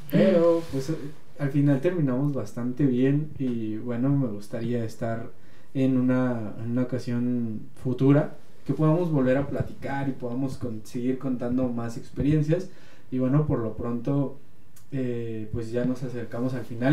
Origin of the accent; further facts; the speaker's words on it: Mexico; somos mexicanos